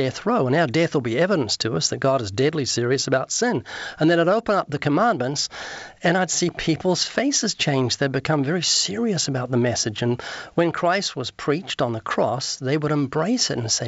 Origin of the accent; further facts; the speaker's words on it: New Zealand; moved away; also born or lived in Australia; I'm from New Zealand.